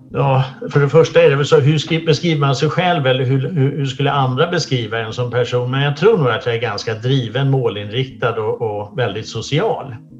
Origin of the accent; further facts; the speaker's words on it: Sweden; jag föddes här i Sverige 62